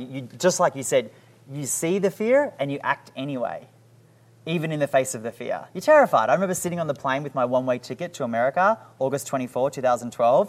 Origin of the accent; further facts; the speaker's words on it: Sydney, New South Wales, Australia; now in United States; So I came from Sydney, right? And you need a couple of million bucks to get just a house.